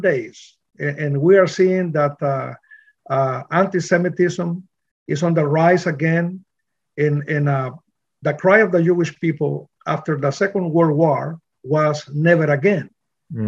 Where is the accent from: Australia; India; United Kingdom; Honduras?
Honduras; moved away as an adult; also born or lived in New Orleans / Miami; now in Bradenton, United States; I grew up in Honduras, Central America. And then I moved to the States in 1986